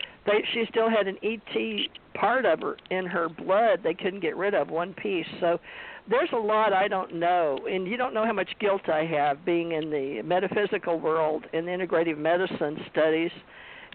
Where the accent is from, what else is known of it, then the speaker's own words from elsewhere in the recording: West Monroe, Louisiana, United States; moved away; also born or lived in Houston, Texas / Hawaii; growing up in Monroe, Louisiana, West Monroe, Louisiana